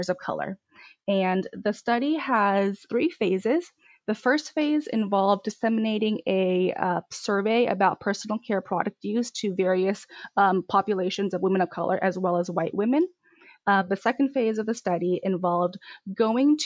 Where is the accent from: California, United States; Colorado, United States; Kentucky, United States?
California, United States; Westminster; I grew up in Little Saigon, Orange County, which is home to the largest Vietnamese population in the U.S.